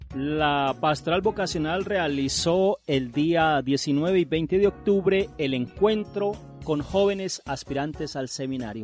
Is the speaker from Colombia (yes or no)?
yes; Colombia; todos somos colombianos y nuestra iglesia colombiana